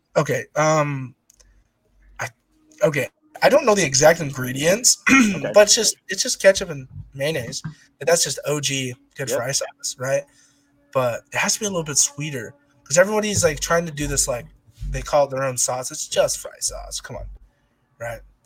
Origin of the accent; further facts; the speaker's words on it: Utah, United States; moved away as an adult; now in Oregon, United States; growing up in Utah